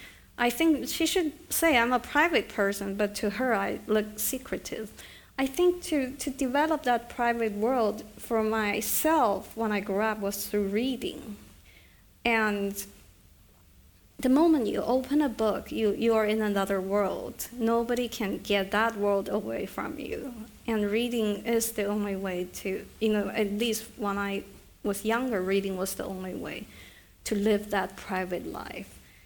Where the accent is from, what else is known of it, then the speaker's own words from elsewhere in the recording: Beijing, China; And so when I grew up, one is China was so crowded, you know, it was just, Beijing was just, everywhere you turn, there would b